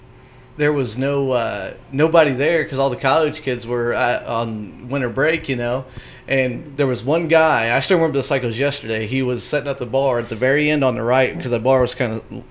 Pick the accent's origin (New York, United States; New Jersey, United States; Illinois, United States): Illinois, United States; Whitehall; from Champaign to my hometown of Whitehall